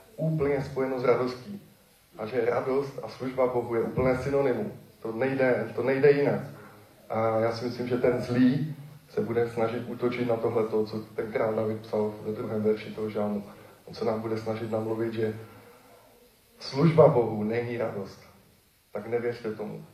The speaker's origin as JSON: {"language": "Czech", "country": "Czechia", "moved": "yes", "said": "se přestěhuju zpátky do Besky, odkud pocházím"}